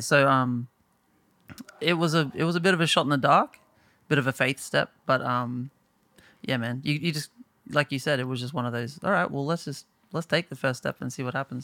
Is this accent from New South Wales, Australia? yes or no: no; Bowen, Queensland, Australia; moved away as an adult; now in Brisbane, Australia; I moved initially from Bowen to Brisbane